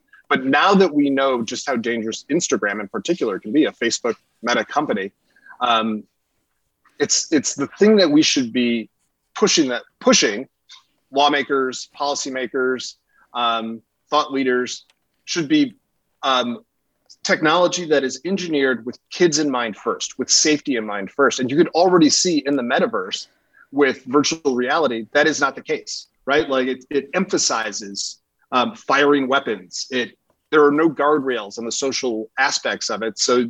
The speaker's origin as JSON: {"language": "English", "town": "Buffalo", "region": "New York", "country": "United States", "tie": "born or raised there", "said": "So that's where this country was in this moment when I was born in Buffalo. And growing up there, you know, being a child of two races, I went to an all-Black church, but I grew up in a all-Polish neighborhood."}